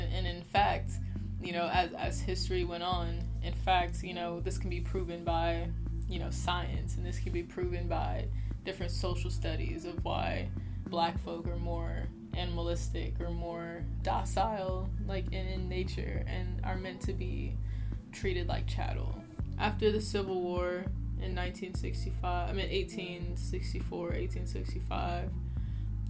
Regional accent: Oakland, California, United States; I'm from Oakland, California

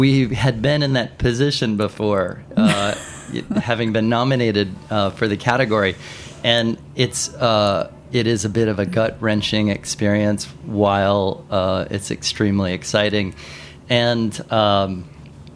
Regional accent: Cincinnati, Ohio, United States; moved away as an adult; also born or lived in New York City / Tokyo / Paris; I grew up in Cincinnati.

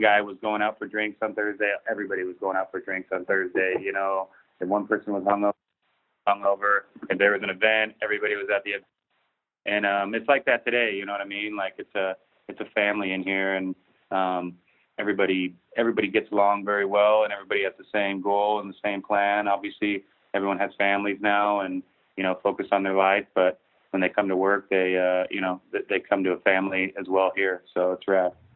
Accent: Big Bear Lake, California, United States; moved away as an adult; also born or lived in Mammoth Lakes, California; I grew up snowboarding in Big Bear.

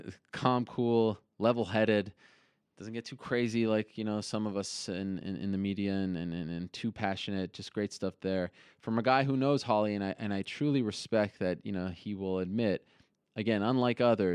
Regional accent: Montreal, Quebec, Canada; I'm from Montreal

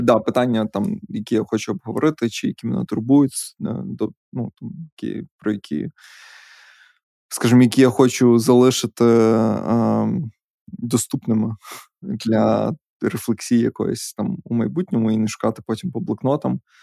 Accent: Podillia, Ukraine; Ми ж подоляни.

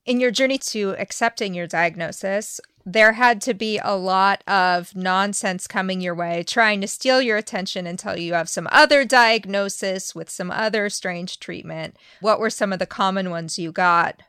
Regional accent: United States; as an American

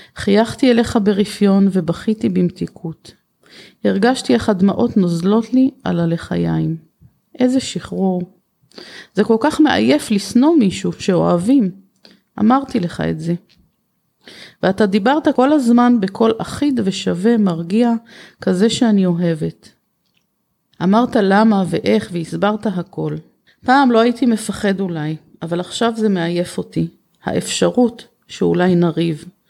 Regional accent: Kiryat Yam, Haifa District, Israel; בעיר שגדלתי בה, בקריית ים

